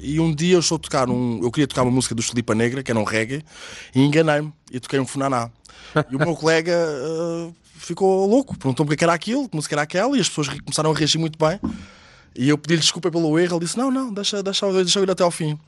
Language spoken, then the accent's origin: Portuguese; Margem Sul, Setúbal Peninsula, Portugal; eu sou da Margem Sul, eu nasci em 83